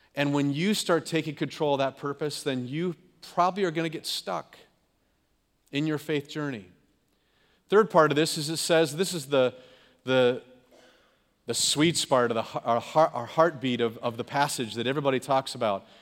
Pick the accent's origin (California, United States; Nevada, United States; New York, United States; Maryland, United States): California, United States; Growing up in California, we'd have rainstorms and floods